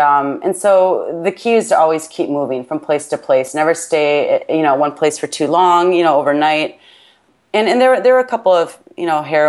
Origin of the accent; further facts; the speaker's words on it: United States; accent: American; my American accent